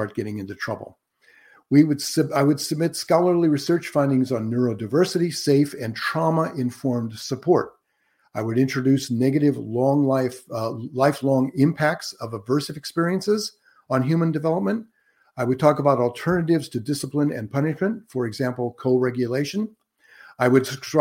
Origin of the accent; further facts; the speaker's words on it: Antioch, California, United States; I was raised right here in Northern California, in fact, in Contra Costa County, and graduated from Antioch High School.